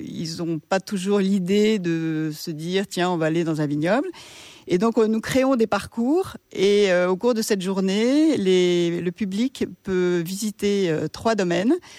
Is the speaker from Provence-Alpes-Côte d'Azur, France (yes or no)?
no; Paris, Île-de-France, France; moved away as an adult; now in Baux-de-Provence, France; on a été élevés à Paris